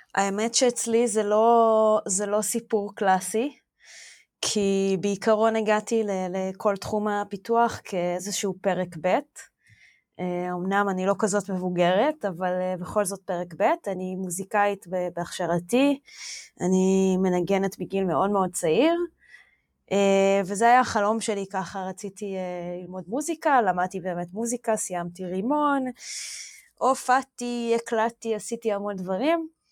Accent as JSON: {"language": "Hebrew", "town": "Omer", "region": "Southern District", "country": "Israel", "tie": "born or raised there", "said": "אני גדלתי בעומר, בדרום"}